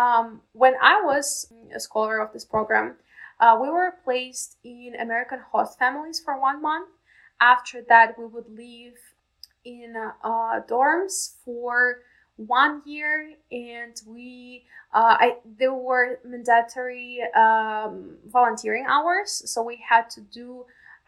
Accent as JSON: {"language": "English", "town": "Nizhnekamsk", "region": "Tatarstan", "country": "Russia", "tie": "born or raised there", "also_born_or_lived": "Moscow, Russia", "second_language": "English", "moved": "as an adult", "lives_now": "Tampa, United States", "said": "my hometown, it's Nizhny Kamsk"}